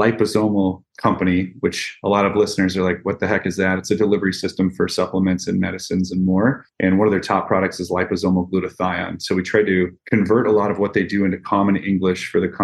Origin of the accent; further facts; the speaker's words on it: Midwest, United States; I'm from the Midwest originally in the States here. My family farmed.